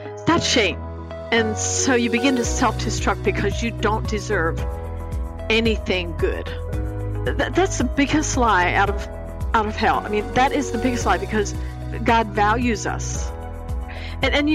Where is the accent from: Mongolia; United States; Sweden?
United States; Lancaster County, Pennsylvania; I grew up in an Amish home in Lancaster County, Pennsylvania.